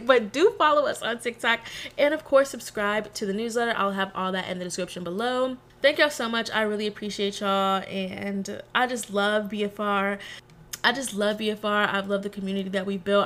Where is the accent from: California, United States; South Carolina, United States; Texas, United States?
Texas, United States; also born or lived in New Orleans; I'm from Texas. I rep Texas to the day I die. Very much a Texas girl through and through